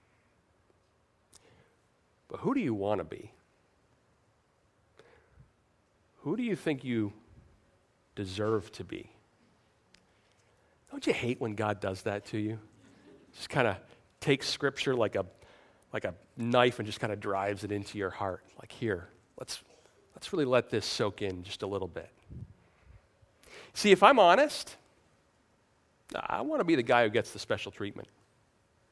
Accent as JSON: {"language": "English", "region": "New York", "country": "United States", "said": "I'm from New York"}